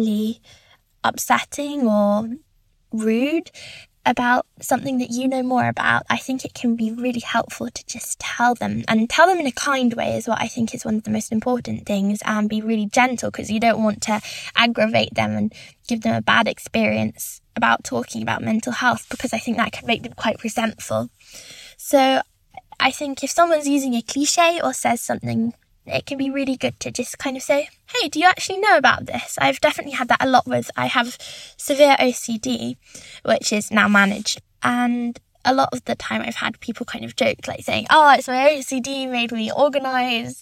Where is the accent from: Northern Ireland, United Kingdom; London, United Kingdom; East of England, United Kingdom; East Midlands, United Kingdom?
London, United Kingdom; I'm 17 years old and I'm from London